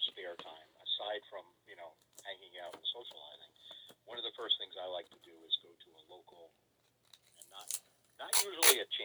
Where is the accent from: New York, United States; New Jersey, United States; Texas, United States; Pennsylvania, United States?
New York, United States; Westchester; moved away as an adult; also born or lived in Salem, Massachusetts; I grew up in Westchester, New York